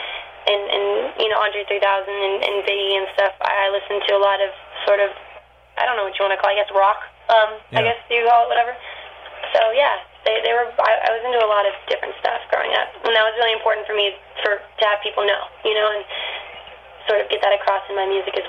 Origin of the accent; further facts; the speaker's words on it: Manteca, California, United States; moved away as an adult; Manteca is a really small town